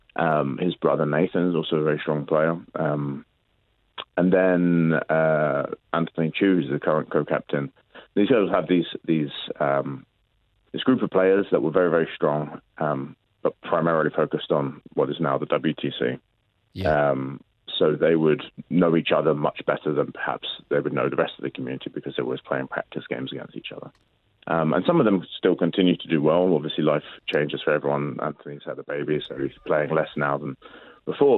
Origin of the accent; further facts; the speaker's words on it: London, United Kingdom; I grew up in London